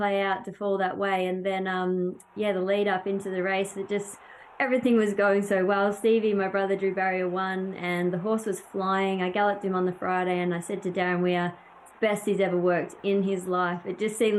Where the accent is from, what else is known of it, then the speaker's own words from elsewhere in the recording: Australia; When we come over here from Australia, obviously we have great carnivals and love the way that we do things back home